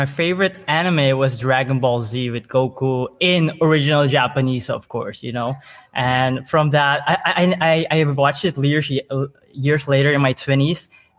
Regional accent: Suriname; But I was born and raised in Suriname.

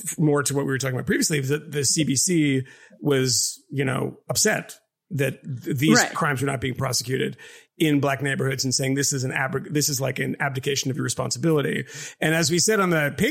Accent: Massachusetts, United States; I grew up in Massachusetts and I spent a lot of time in Boston

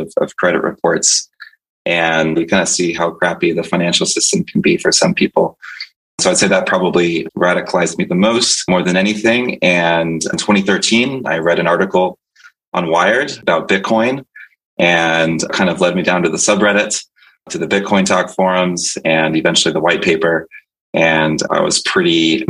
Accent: Tampa, Florida, United States; also born or lived in Santo Domingo, Dominican Republic; I was born in the Dominican Republic in Santo Domingo, and I'm fluent in Spanish, but moved to Tampa Bay, Florida, which is still my home, when I was about 2 years old

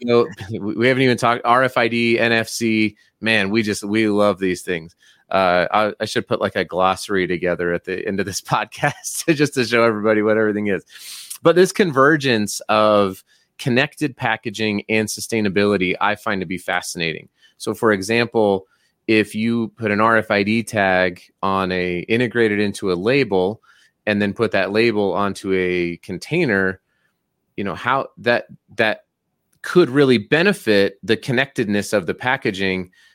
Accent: Colorado, United States; now in Utah, United States; I grew up in Colorado and I live in Utah

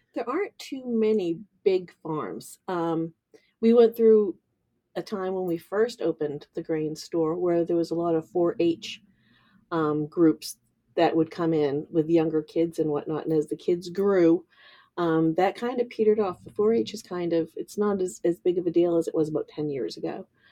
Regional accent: Kittery, Maine, United States; I grew up in Admiralty Village in Kittery

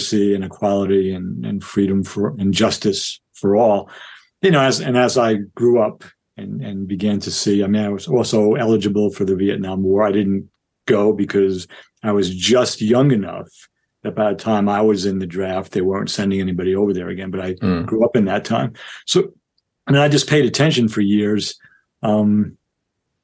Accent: Yonkers, New York, United States; I grew up in Yonkers, New York

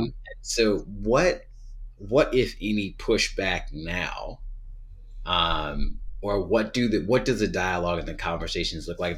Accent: Southern Virginia, United States; I'm from Southern Virginia, like, these things were playing in the background when I was a kid

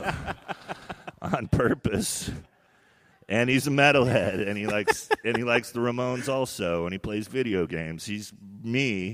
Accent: Sonoma, California, United States; I'm straight out of Sonoma

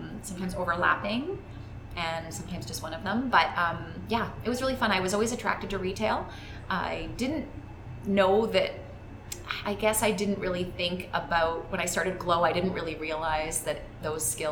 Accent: Calgary, Alberta, Canada; I grew up in Calgary, and I went to a high school in Calgary that was in downtown Calgary

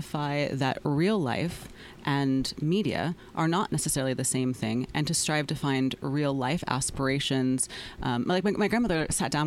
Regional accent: Deep South, United States; I grew up in the Deep South

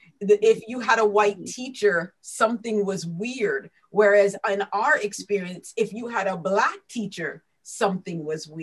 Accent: Antigua & Barbuda; moved away; for myself and for my husband, we come from Antigua and Barbados

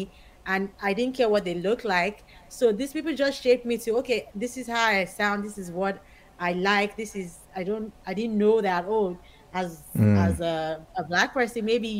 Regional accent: Nigeria; also born or lived in Maryland / Pennsylvania / Florida; now in United States; growing up in Nigeria, one of the advantages of growing up from a different country and coming to move to America

